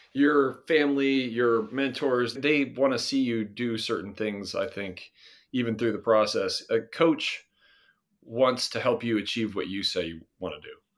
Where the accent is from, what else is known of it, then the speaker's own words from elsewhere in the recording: Nebraska, United States; moved away; also born or lived in Michigan; I'm originally from Nebraska